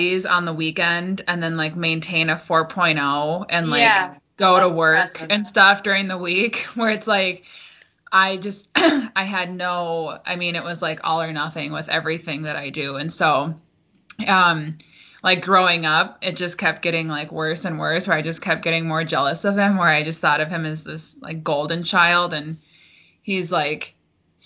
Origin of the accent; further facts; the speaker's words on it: Forest Lake, Minnesota, United States; also born or lived in Cannon Falls, Minnesota; I grew up in Forest Lake before I moved to Cannon Falls